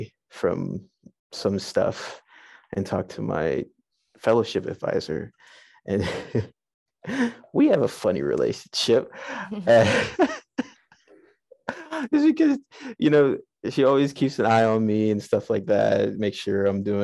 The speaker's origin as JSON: {"language": "English", "town": "Pittsburgh", "region": "Pennsylvania", "country": "United States", "tie": "born or raised there", "said": "I grew up in Pittsburgh"}